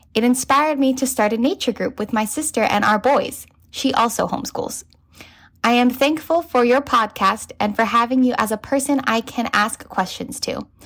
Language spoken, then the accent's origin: English; California, United States; I'm from California